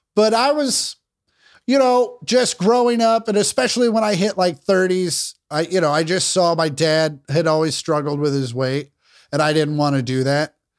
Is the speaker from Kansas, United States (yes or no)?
yes; Kansas, United States; I grew up in Kansas